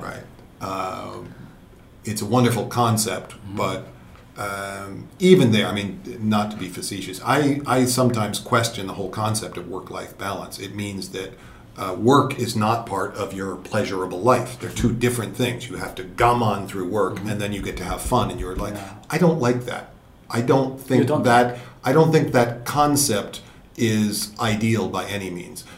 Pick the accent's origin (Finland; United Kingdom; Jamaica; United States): United States; Connecticut; moved away as an adult; also born or lived in New York City, United States; now in Tokyo, Japan; I'm from the East Coast, from Connecticut